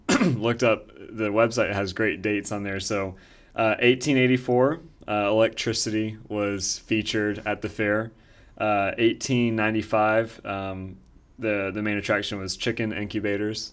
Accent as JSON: {"language": "English", "town": "Winston-Salem", "region": "North Carolina", "country": "United States", "tie": "born or raised there", "moved": "yes", "lives_now": "Raleigh, United States", "said": "I'm from Winston-Salem. We have the Dixie Classic Fair. I've been going to that since, uh, yeah, I was, I was very small. Now I live in Raleigh."}